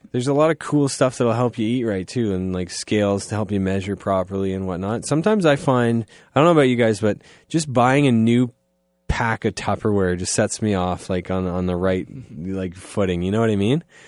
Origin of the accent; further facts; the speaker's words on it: Goddard, Ontario, Canada; I'm from Goddard